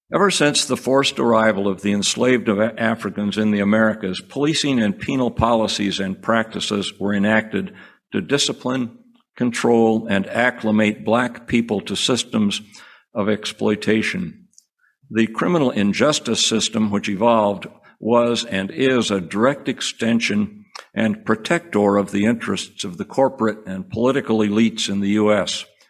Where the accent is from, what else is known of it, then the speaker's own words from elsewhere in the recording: Cedar Rapids, Iowa, United States; I grew up in Cedar Rapids, Iowa, and I was a war baby, having been born in 1944.